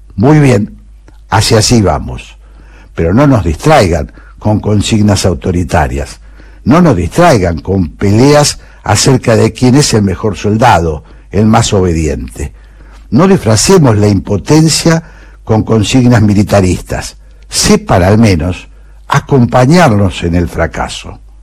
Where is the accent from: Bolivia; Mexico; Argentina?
Argentina; San Juan; Yo nací en San Juan. En mi provincia